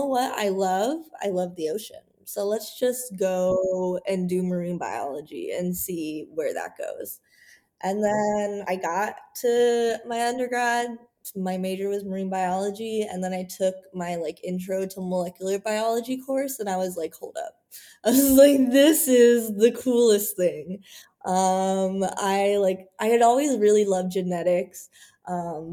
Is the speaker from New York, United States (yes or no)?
no; Missouri, United States; I grew up in Missouri, so I had lakes and rivers